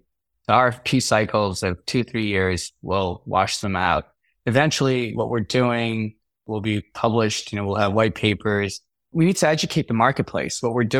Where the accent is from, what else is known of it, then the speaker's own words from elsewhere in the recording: Chicago, Illinois, United States; also born or lived in New York City; Especially, I grew up in Chicago, New York City. These weren't the safest places in the world.